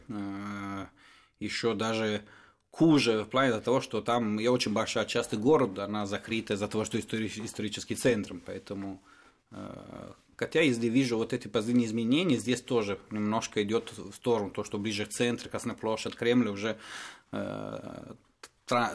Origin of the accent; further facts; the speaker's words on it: Turin, Piedmont, Italy; Russian is a second language; moved away as an adult; now in Moscow, Russia; я из Турина, в принципе, это четвертый город в Италии